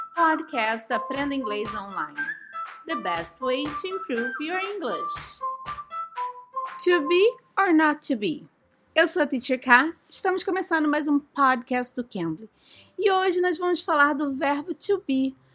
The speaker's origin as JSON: {"language": "Portuguese", "country": "Brazil", "said": "I am from Brazil. Eu sou do Brasil."}